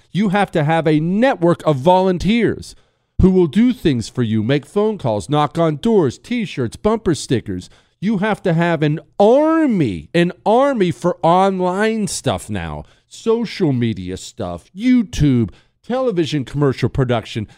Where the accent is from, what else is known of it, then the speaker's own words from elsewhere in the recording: Ohio, United States; I grew up hunting with my dad. I, have told you before in Ohio, we had beagle dogs.